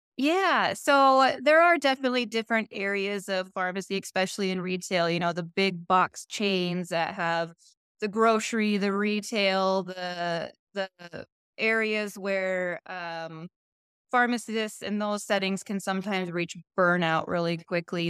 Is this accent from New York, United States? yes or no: no; Montana, United States; after graduation, um, came home to my hometown and kind of stepped into a management role